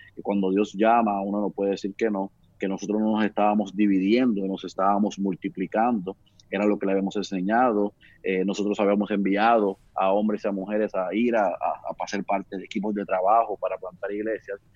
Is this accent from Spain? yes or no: no; Puerto Rico; moved away as an adult; also born or lived in Oklahoma City; nací aquí en Puerto Rico